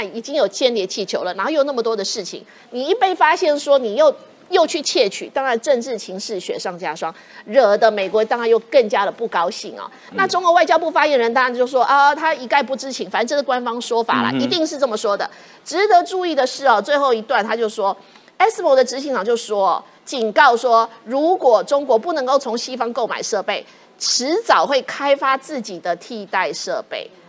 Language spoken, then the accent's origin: Chinese; Taiwan; 这个这个当然大家看到这，我们台湾这边的人看到一定笑死了嘛。